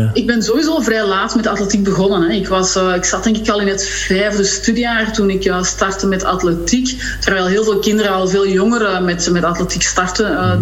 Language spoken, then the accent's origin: Dutch; Sint-Job-in-'t-Goor, Flanders, Belgium; vanaf mijn acht jaar in Sint-Job in Schoor, dus daar was ook wel heel veel ruimte om te spelen